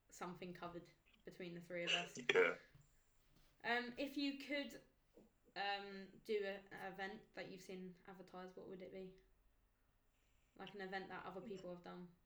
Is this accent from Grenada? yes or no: no; United Kingdom; I'm not far from southeast. I'm literally Kent, but I'm more like um, Bromley way, like Croydon way.